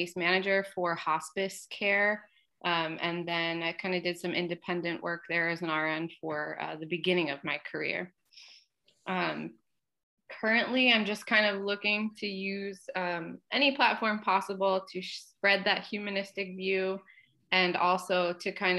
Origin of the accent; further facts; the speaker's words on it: Norristown, Pennsylvania, United States; Montgomery County Community College, which was a local community college in my hometown